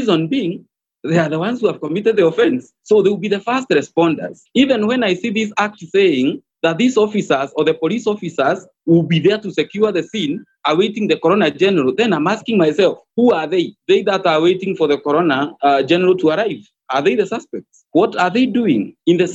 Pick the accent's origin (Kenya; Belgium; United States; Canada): Kenya; as a Kenyan